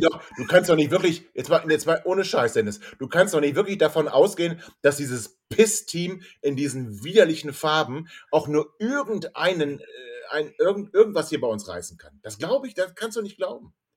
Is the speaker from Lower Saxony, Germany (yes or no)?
yes; Hanover, Lower Saxony, Germany; sind wir Hannoveraner